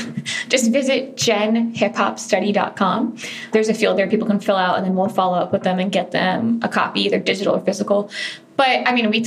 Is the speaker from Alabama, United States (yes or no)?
no; Fort Lauderdale, Florida, United States; I'm from Fort Lauderdale. So growing up in South Florida, I would go to all these hip hop shows